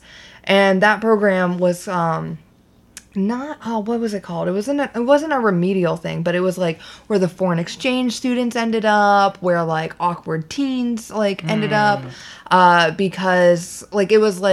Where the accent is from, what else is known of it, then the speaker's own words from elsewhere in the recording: Largo, Florida, United States; also born or lived in West Palm Beach, Florida; I moved from West Palm up to Largo, or the Seminole area